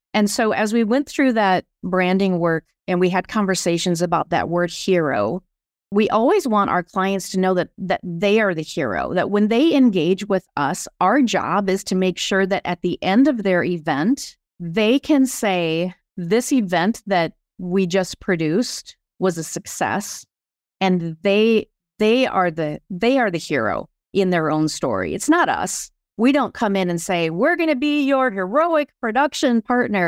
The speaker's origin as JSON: {"language": "English", "town": "Sioux Falls", "region": "South Dakota", "country": "United States", "tie": "born or raised there", "moved": "as an adult", "lives_now": "Minneapolis, United States", "said": "I grew up in Sioux Falls, South Dakota, and have been, though, in Minneapolis for thirty years"}